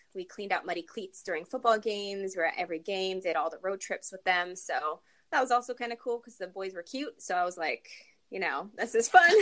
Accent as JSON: {"language": "English", "town": "Farmington", "region": "New Mexico", "country": "United States", "tie": "born or raised there", "also_born_or_lived": "Denver, Colorado / Dallas, Texas / Las Cruces, New Mexico", "moved": "as an adult", "lives_now": "California, United States", "said": "I spent most of my childhood in New Mexico. So uh, junior high and high school was in Farmington, New Mexico"}